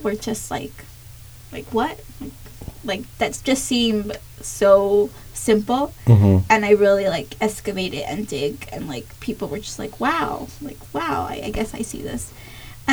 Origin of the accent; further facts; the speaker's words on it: Compton, California, United States; moved away as an adult; now in Kansas, United States; I was from Compton